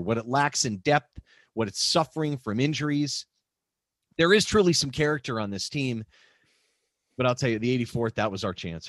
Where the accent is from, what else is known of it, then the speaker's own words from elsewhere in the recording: Pittsburgh, Pennsylvania, United States; growing up in Pittsburgh, you know, watching Mario Lemieux play